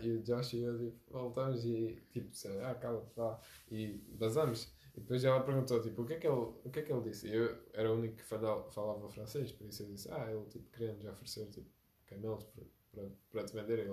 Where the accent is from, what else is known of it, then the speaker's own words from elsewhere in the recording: Algarve, Portugal; eu também sou algarvio